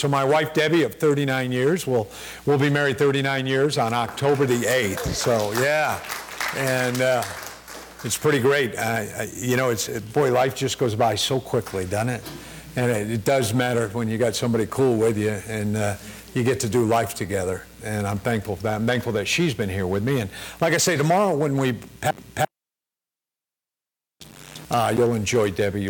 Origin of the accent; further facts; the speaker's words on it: Connecticut, United States; I was born and raised in Connecticut and did some summers in New York working for my uncle at an Italian restaurant